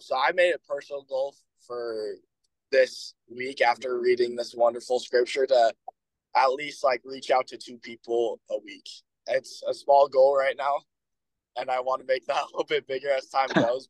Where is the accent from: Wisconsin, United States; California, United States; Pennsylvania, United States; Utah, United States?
Utah, United States; Bountiful; now in Logan, United States; from Bountiful, Utah